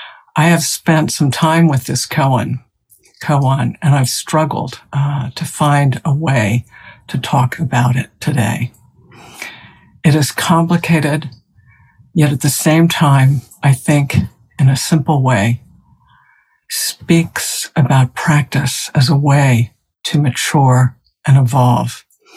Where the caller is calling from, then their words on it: South Burlington, Vermont, United States; I'm speaking from South Burlington, Vermont. It's cloudy here.